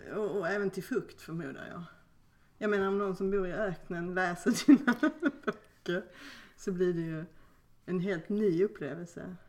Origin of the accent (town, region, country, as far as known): Skåne, Sweden; born or raised there